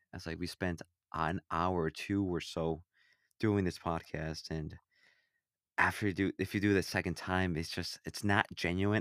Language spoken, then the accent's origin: English; Illinois, United States; I'm from Illinois